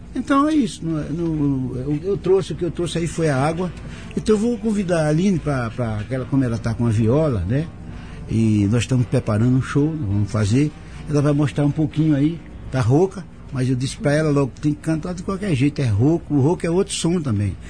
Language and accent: Portuguese; Arapiraca, Alagoas, Brazil; born or raised there; moved away